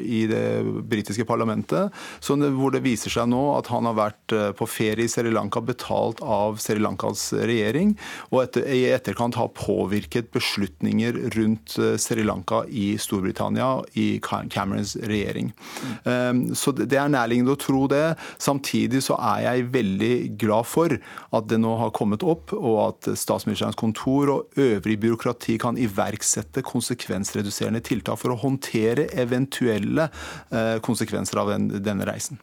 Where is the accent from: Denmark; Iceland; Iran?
Iran; now in Norway; Jeg har ikke vært i Iran på 30 år siden jeg kom til Norge